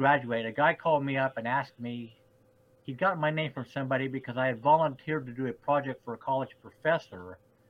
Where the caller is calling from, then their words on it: Terre Haute, Indiana, United States; So I'm in Terre Haute, Indiana, which is in the Midwest, about 4 hours or so south of Chicago.